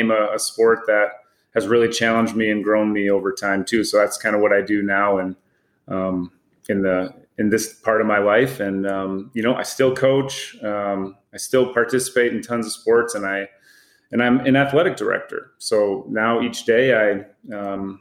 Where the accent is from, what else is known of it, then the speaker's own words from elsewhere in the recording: West Michigan, United States; I grew up in West Michigan